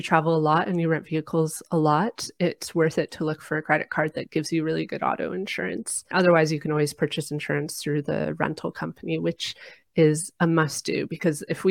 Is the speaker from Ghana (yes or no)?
no; Canada; my home country, Canada